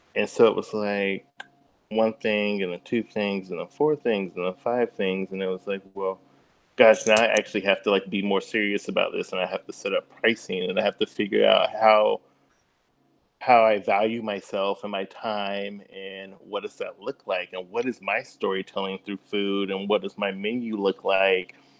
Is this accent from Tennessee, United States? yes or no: yes; Oak Ridge, Tennessee, United States; now in Nashville, United States; born and raised in East Tennessee, uh, little city of Oak Ridge